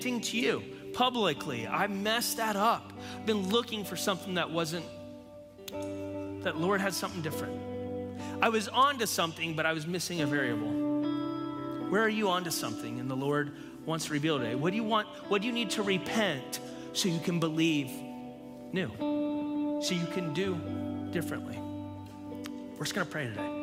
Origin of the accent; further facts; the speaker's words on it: United States; I'm a Christian who's an American